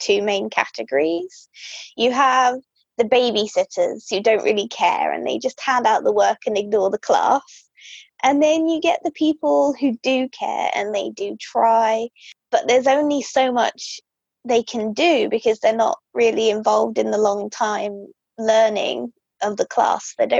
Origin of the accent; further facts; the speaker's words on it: Soham, East of England, United Kingdom; also born or lived in Sheffield; I grew up in a place called Soham in the UK, which is quite a small town. It's in Cambridgeshire